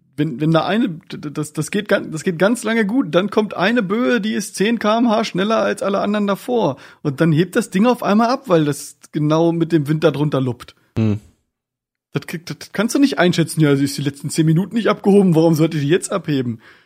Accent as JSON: {"language": "German", "region": "Northern Germany", "country": "Germany", "said": "wir als Norddeutsche"}